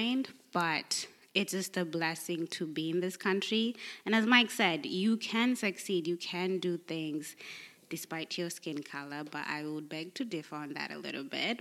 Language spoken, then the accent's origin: English; Kenya; now in United States; as a Kenyan